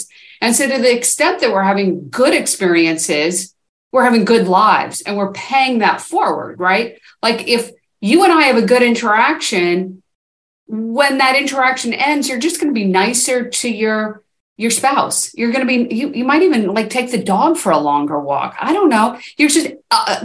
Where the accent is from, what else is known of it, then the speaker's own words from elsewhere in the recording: East Coast, United States; also born or lived in Seattle; now in Portland, United States; I'm from the East Coast originally, but I've been in Seattle and Portland now for a very long time.